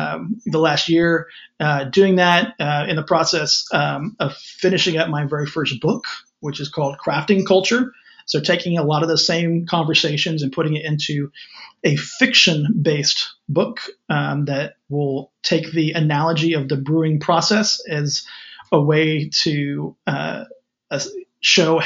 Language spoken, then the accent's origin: English; West Texas, United States; my hometown out here in West Texas